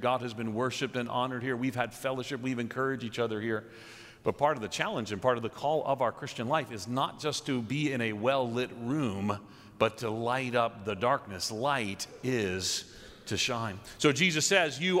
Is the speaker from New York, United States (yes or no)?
yes; New York, United States; moved away as an adult; also born or lived in Nashville; now in Chicago, United States; I'm a New Yorker. I think of myself as a New Yorker, having lived in New York more than anywhere else